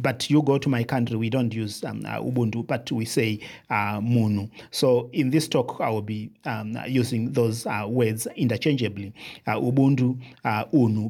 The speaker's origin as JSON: {"language": "English", "country": "Zimbabwe", "said": "I come from Zimbabwe"}